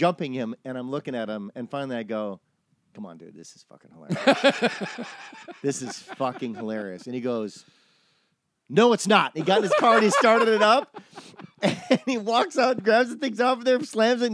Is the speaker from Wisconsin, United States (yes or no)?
yes; Wisconsin, United States; I'm from Wisconsin.